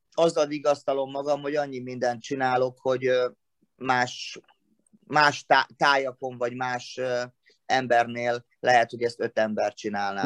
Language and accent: Hungarian; Szombathely, Vas, Hungary; now in Martonvásár, Hungary; ahol születtem szombathelyen